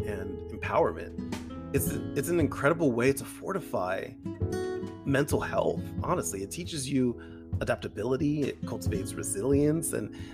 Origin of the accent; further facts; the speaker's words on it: Northeast, United States; I grew up in the Northeast my entire life.